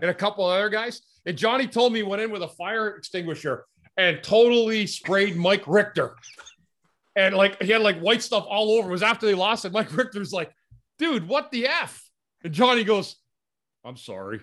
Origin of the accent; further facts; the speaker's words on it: Ottawa, Ontario, Canada; I grew up in Ottawa